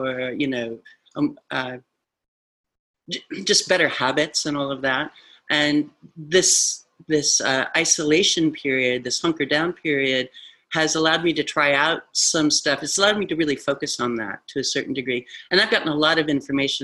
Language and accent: English; Midwest, United States; I'm from the Midwest